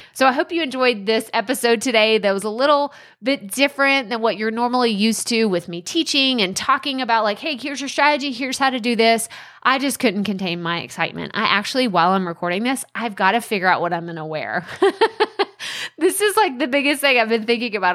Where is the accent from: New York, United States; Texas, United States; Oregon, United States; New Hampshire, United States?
Texas, United States; an hour and a half from Dallas; My hometown's an hour and a half from Dallas, so I grew up always watching the Mavs.